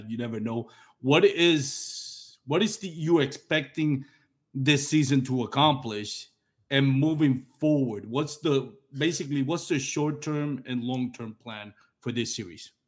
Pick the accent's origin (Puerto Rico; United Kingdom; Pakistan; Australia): Puerto Rico; I'm from Puerto Rico